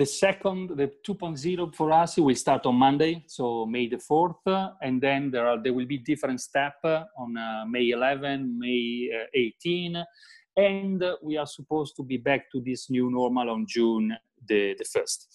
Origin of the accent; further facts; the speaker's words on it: Italy; I'm talking from the Italian perspective